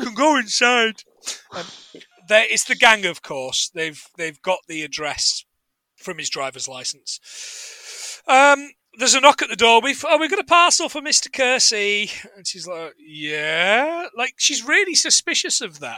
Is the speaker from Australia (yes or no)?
no; Nottingham, East Midlands, United Kingdom; I'm from Nottingham